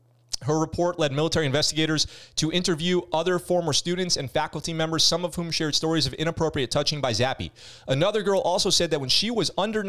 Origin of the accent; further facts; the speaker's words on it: Maryland, United States; I'm from Maryland. There were German U-boats in the Chesapeake.